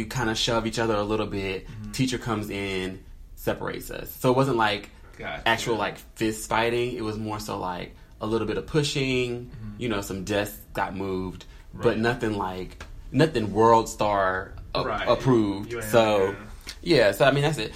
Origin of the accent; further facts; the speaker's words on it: North Carolina, United States; moved away as an adult; now in Atlanta, United States; I grew up in North Carolina.